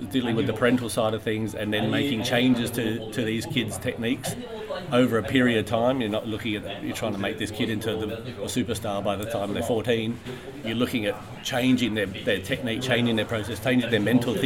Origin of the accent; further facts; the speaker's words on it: Australia; as an Australian player